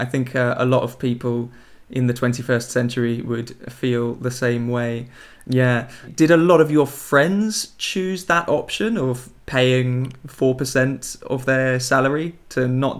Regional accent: England, United Kingdom; I'm from England.

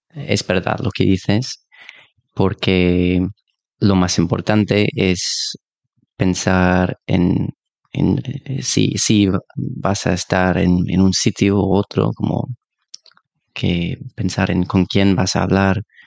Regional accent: United Kingdom; Spanish is a second language; soy del Reino Unido

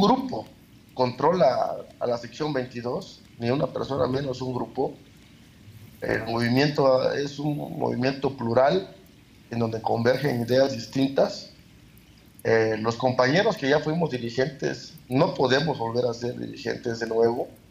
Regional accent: Juchitán de Zaragoza, Oaxaca, Mexico; Juchitán de Zaragoza, de donde yo soy original

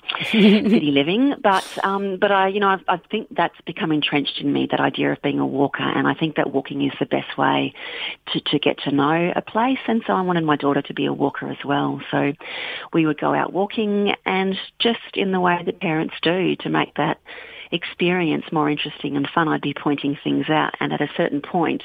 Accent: Bendigo, Victoria, Australia; now in Western Australia, Australia; I grew up near Bendigo in central Victoria

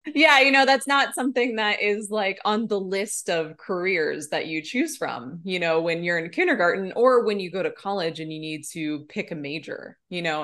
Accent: Nebraska, United States; now in Bozeman, United States; I am originally from Nebraska. That's where I grew up

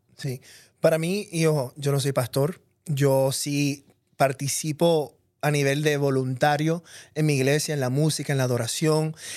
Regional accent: Puerto Rico; yo me crié en Puerto Rico, donde todos somos puertorriqueños

